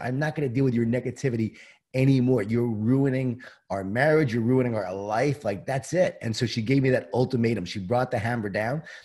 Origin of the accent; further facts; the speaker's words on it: Long Island, New York, United States; I grew up in Long Island, New York, in a Jewish Italian family.